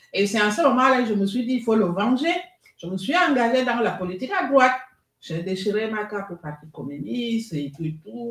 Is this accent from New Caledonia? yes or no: no; Libreville, Estuaire, Gabon; moved away as an adult; now in Bezons, France; je suis née à Libreville